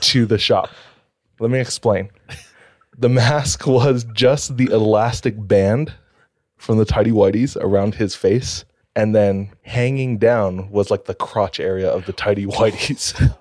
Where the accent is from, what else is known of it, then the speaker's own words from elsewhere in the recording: Hawaii, United States; now in Utah, United States; I'm from Hawaii